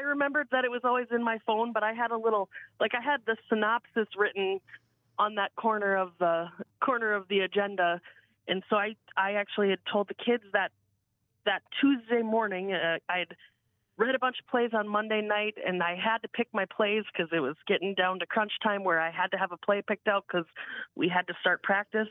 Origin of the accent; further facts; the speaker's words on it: Eureka, South Dakota, United States; I grew up in Eureka